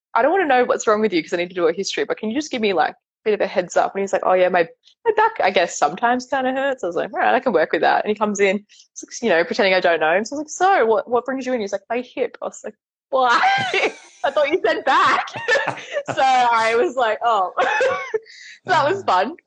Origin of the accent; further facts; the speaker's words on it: south of Sydney, New South Wales, Australia; also born or lived in England; 5 minutes from where I grew up